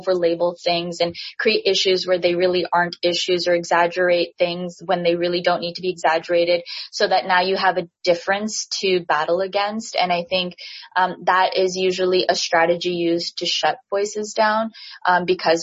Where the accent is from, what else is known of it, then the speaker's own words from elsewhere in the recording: Canada; I'm Canadian, born and raised.